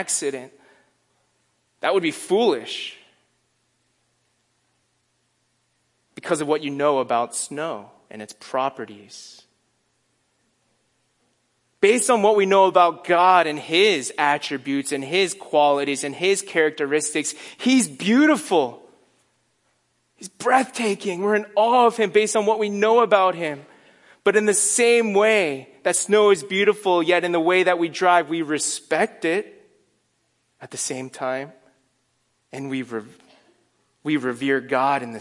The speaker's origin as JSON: {"language": "English", "region": "Northeast", "country": "United States", "moved": "yes", "said": "I'm from the Northeast"}